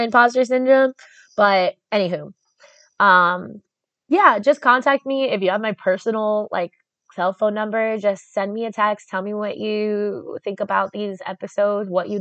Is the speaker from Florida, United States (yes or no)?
yes; South Florida, United States; I'm from South Florida, which is North Central America.